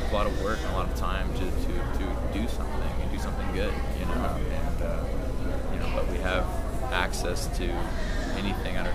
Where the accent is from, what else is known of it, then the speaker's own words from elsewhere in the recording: Seattle, Washington, United States; You know, like I grew up in Seattle. All my friends, all my family were up there.